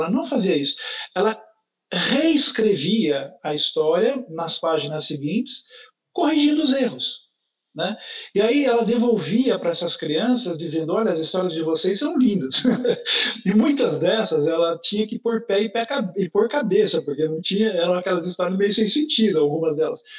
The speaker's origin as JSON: {"language": "Portuguese", "town": "São José do Rio Pardo", "region": "São Paulo", "country": "Brazil", "moved": "yes", "lives_now": "São Paulo, Brazil", "said": "nós somos de uma cidade do interior de São Paulo, que fica a, a 270 quilômetros da cidade de São Paulo, em direção do norte, passando por Campinas, em direção da, da, da divisa com Minas Gerais, uma cidade chamada São José do Rio Pardo"}